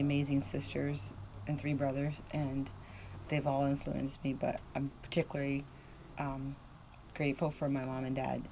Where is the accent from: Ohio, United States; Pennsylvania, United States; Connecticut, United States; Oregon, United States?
Pennsylvania, United States; near Lake Erie, northwestern; also born or lived in Los Angeles / New York; now in Maine, United States; Originally from way northwestern PA. Right on, I was born like 50 yards from the Lake Erie